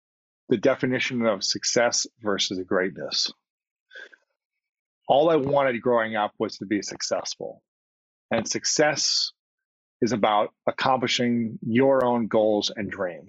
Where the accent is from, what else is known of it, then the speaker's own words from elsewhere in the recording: Ohio, United States; I'll speak for my case as a man growing up in Ohio playing sports.